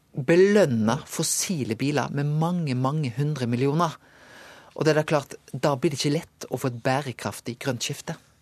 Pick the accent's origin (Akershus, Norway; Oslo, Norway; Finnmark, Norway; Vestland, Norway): Vestland, Norway; Bømlo; moved away; hjemme på Bømlo